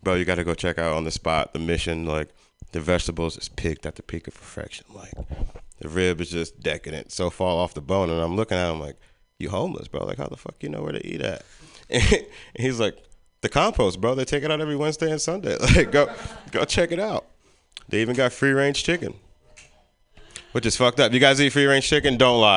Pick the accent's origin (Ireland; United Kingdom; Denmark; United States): United States; Philadelphia, Pennsylvania; also born or lived in Richmond, Virginia; now in San Francisco, United States; I'm from Philly